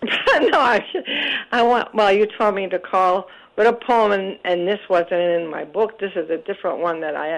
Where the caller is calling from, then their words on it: Scranton, Pennsylvania, United States; Oh, Robert, I'm hanging in from Scranton.